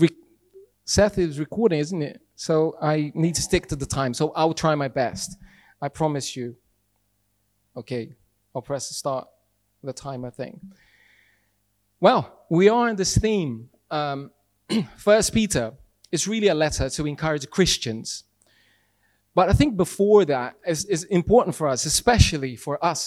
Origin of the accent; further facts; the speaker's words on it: Brazil; English is a second language; moved away as an adult; Brazilian. I've been here for 16 years and still can't speak English